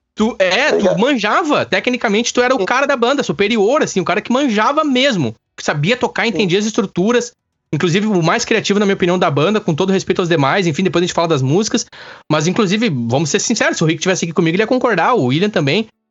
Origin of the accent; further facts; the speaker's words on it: Campo Bom, Rio Grande do Sul, Brazil; also born or lived in Araricá; eu sou natural de Campo Bom